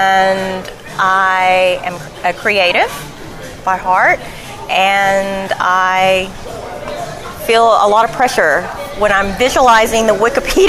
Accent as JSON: {"language": "English", "town": "Elkins", "region": "Arkansas", "country": "United States", "tie": "born or raised there", "lives_now": "Maumelle, United States", "said": "We grew up in Elkins."}